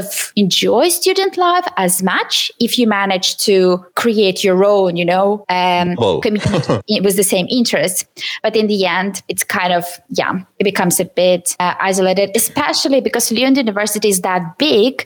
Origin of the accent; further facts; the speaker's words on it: Ukraine; English is a second language; moved away as an adult; now in Sweden; I am from Ukraine, and I studied in English